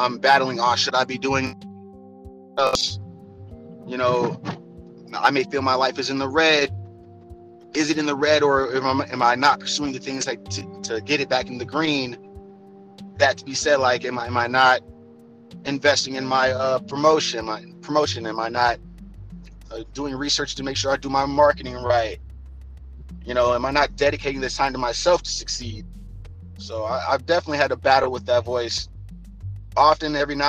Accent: East Chicago, Indiana, United States; hail from Northwest Indiana. Specifically East Chicago, no Chicago relation.

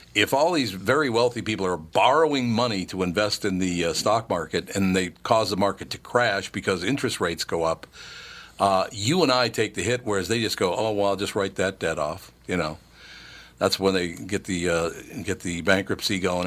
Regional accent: California, United States; as a Californian, I'm a minority

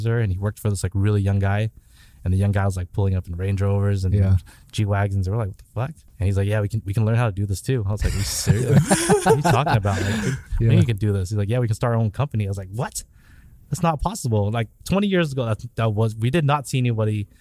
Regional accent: Orange County, California, United States; I am born and raised in Orange County. I am OC till the day

